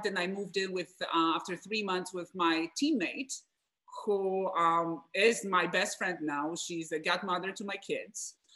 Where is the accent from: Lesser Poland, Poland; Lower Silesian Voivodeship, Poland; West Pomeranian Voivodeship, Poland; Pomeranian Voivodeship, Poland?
Lower Silesian Voivodeship, Poland; Wrocław; English is a second language; now in United States; So I'm from Poland, from Wrocław.